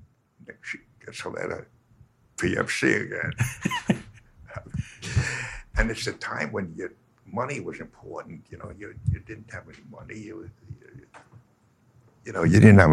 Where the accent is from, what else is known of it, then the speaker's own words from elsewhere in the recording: New York, United States; I'm from New York, so I say yo